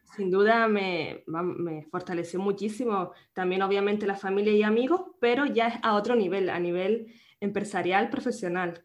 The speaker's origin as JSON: {"language": "Spanish", "region": "Canary Islands", "country": "Spain", "tie": "born or raised there", "said": "nacida en Canarias"}